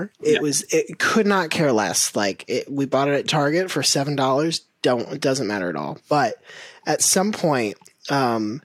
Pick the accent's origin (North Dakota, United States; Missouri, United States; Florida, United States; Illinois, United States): Florida, United States; growing up in Florida, you're like playing outside all the time